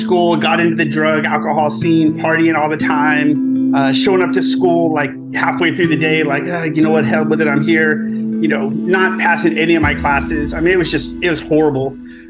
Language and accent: English; Paradise, California, United States; I grew up as a military brat, but primarily grew up in a little small town that's only recently, well, not recently, a couple years ago hit the news big time. It's a place called Paradise, California.